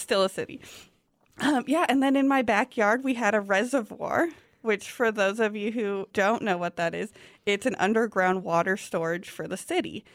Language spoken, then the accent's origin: English; Lincoln, Nebraska, United States; that was kind of a unique way to grow up, um, living in an actual city, the capital of Nebraska